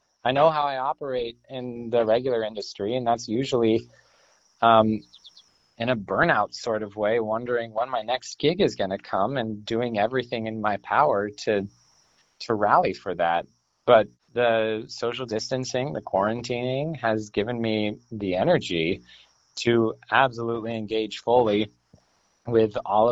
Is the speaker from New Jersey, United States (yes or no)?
no; Vermont, United States; Can't say I was born here, but I was definitely raised here.